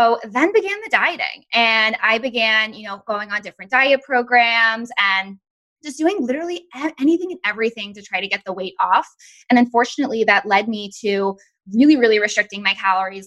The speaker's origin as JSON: {"language": "English", "region": "Massachusetts", "country": "United States", "tie": "born or raised there", "also_born_or_lived": "Florida", "moved": "as an adult", "said": "I grew up actually in Massachusetts"}